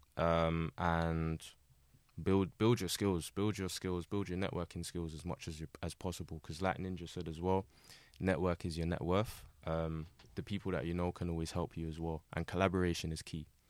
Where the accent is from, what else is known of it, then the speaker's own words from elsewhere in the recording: London, United Kingdom; born and raised in Southeast London, uh, predominantly, uh, Lewisham in the New Cross area